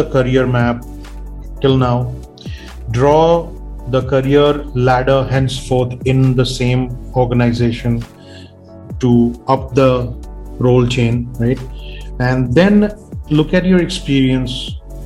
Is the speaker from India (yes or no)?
yes; India; as an Indian